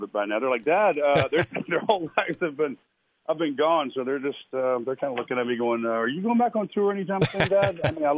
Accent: Lynchburg, Virginia, United States; are from right down the street. Some really good, So, I mean, I've kind of grew up in music anyway.

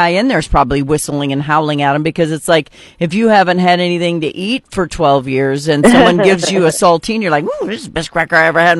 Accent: Bismarck, North Dakota, United States; moved away; my hometown of Bismarck

